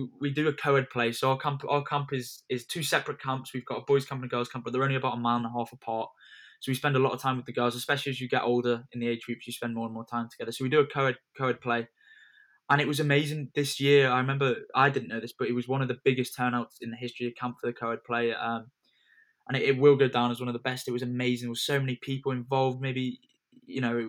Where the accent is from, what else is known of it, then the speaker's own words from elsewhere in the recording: England, United Kingdom; especially being English